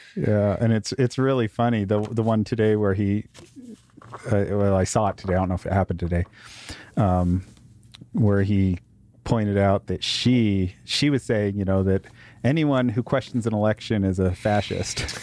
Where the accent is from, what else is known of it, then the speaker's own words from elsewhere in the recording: United States; I'm an American